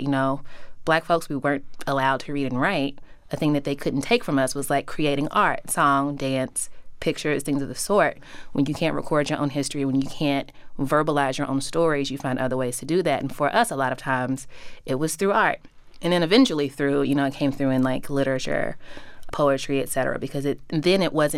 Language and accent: English; Louisville, Kentucky, United States; moved away as an adult; also born or lived in Philadelphia; growing up in Louisville